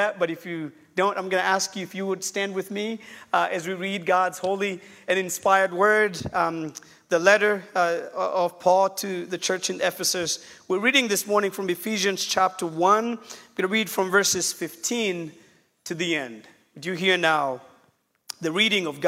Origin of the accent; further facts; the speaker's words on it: Kenya; now in Chattanooga, United States; I'm from Kenya. I did grow up in Kenya, and I'm pastoring a small church in Chattanooga, Tennessee